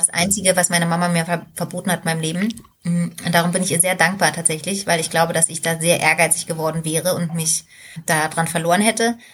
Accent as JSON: {"language": "German", "region": "East Germany", "country": "Germany", "said": "Ich komme ja aus dem Osten"}